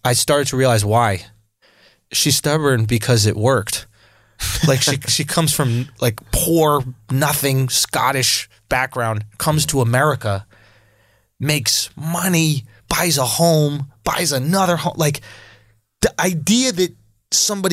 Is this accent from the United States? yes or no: yes; New York, United States; When I grew up in New York, it is an unnatural and like bad place to grow up in a lot of ways